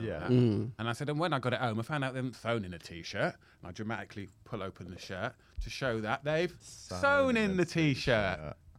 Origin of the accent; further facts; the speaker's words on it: Plymouth, South West England, United Kingdom; Where are you from? I said, Plymouth. Yeah. She said, how old are you at the time? So I said, 39.